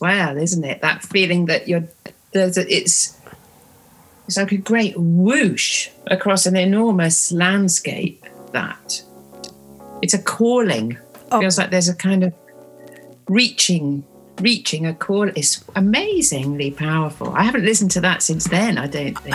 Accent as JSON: {"language": "English", "town": "Bristol", "region": "South West England", "country": "United Kingdom", "tie": "born or raised there", "said": "I grew up in Bristol, which in the sort of late 70s was really a reggae city."}